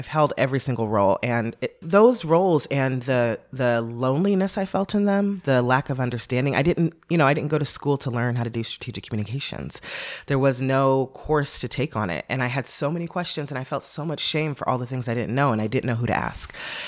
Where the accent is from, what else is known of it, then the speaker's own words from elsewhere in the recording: Los Angeles, California, United States; I come from Los Angeles, a very liberal, progressive place, to Baton Rouge, Louisiana